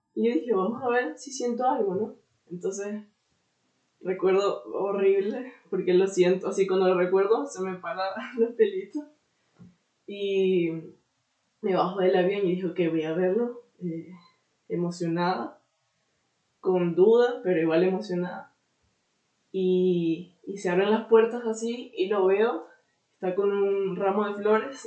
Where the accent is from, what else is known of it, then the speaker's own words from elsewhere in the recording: Venezuela; moved away as an adult; also born or lived in Orlando, United States; now in Portugal; soy venezolano